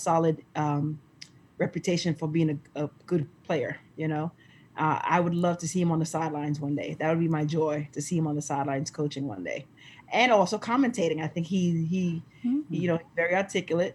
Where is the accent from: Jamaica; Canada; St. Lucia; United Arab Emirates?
St. Lucia; we're from the Caribbean. We're from St. Lucia